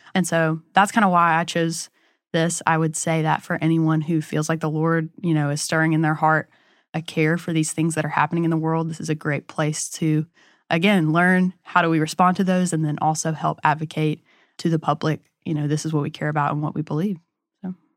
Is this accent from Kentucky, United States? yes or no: no; Hattiesburg, Mississippi, United States; I'm from Hattiesburg, Mississippi